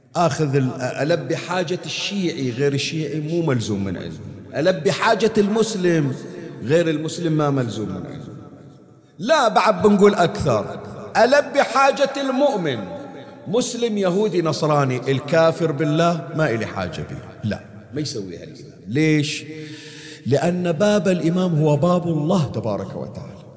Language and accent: Arabic; Bahrain; عندنا في البحرين